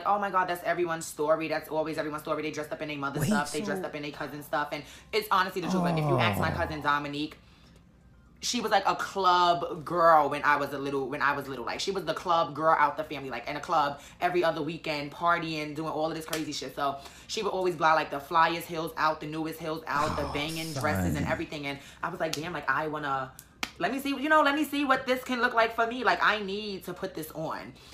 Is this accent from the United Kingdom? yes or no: no; New York City, New York, United States; I'm from New York, Harlem.